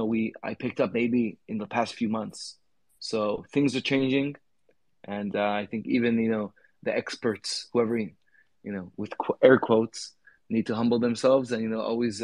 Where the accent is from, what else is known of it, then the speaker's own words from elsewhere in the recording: California, United States; I grew up in the States, in California